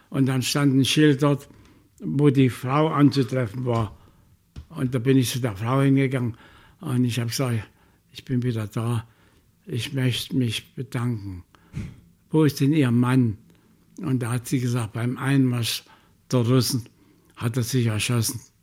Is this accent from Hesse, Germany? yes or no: no; Chemnitz, Saxony, Germany; ich will zurück in meine Heimatstadt